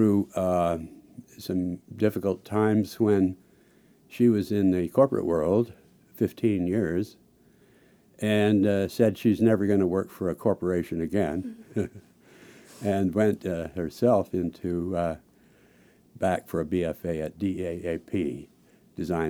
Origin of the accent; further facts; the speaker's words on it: Salt Lake City, Utah, United States; moved away as an adult; also born or lived in Washington, D.C.; I grew up out in Salt Lake City, and I came east to study